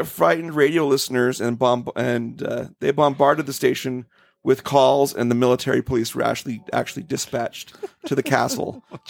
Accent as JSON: {"language": "English", "region": "Utah", "country": "United States", "said": "Hey, we're from Utah."}